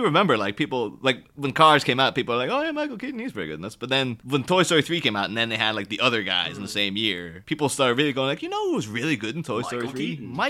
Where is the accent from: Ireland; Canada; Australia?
Ireland; now in United Kingdom; I'm Irish